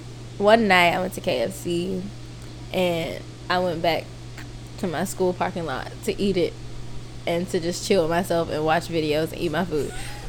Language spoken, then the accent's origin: English; California, United States; Are you just doing this because I'm from the Bay?